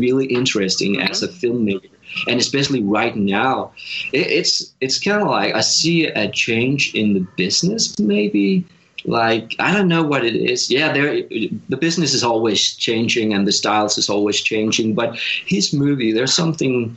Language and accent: English; Denmark; moved away as an adult; now in Los Angeles, United States; being a farmer in Denmark, where I grew up